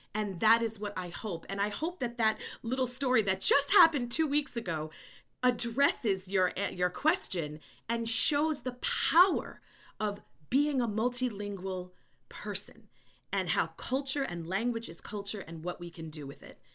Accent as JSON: {"language": "English", "region": "New York", "country": "United States", "also_born_or_lived": "Chile", "said": "I just sound like I am 'cause I am a New Yorker"}